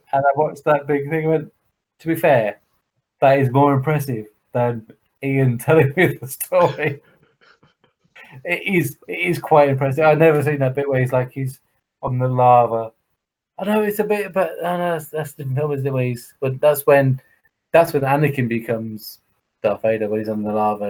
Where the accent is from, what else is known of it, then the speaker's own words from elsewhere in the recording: England, United Kingdom; I watch the England again because I'm English, so I watch England play football at whatever level.